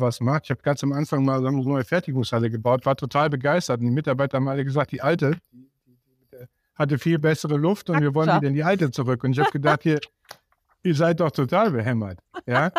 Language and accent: German; Siegen, North Rhine-Westphalia, Germany; ich komme ja aus Siegen